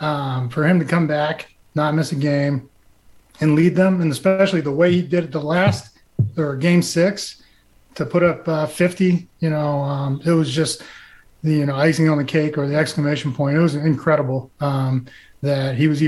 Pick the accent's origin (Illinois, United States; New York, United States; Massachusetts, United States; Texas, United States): Massachusetts, United States; I grew up in Massachusetts